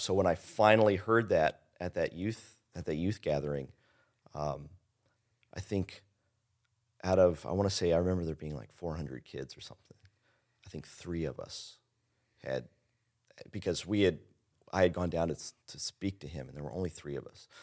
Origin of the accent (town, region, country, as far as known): Henryville, Indiana, United States; also born or lived in Louisville, Kentucky